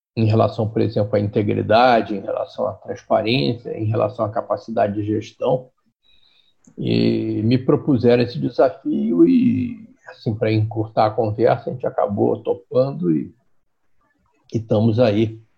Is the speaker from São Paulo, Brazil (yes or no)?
no; Rio de Janeiro, Brazil; eu sou carioca, né, sempre morei no Rio, eu fui criado na Tijuca